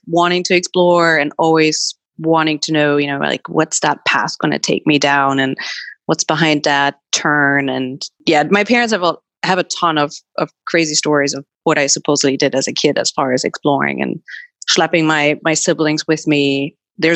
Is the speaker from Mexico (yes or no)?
no; Germany; moved away as an adult; now in New York, United States; I was born and raised in Germany